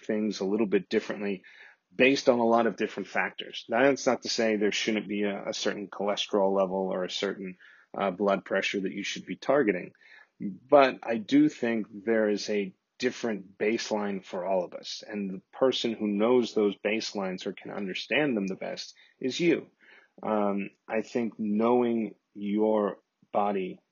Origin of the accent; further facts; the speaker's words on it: Corpus Christi, Texas, United States; my hometown in Corpus Christi, Texas